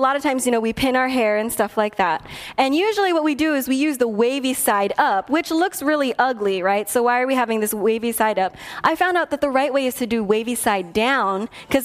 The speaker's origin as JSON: {"language": "English", "country": "Philippines", "said": "because I'm Filipino, we send food home with people when they come over"}